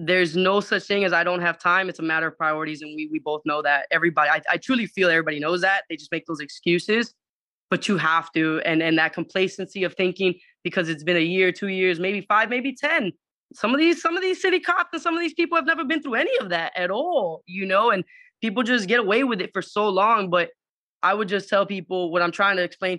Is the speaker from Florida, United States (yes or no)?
yes; Miami, Florida, United States; moved away as an adult; I'm actually originating from Miami. My like I said, my entire background is Puerto Rican, family's Puerto Rican, but mom said, you know, I was going to be born here for some weird reason. So she came over here, had my sister and myself. So we grew up from down here.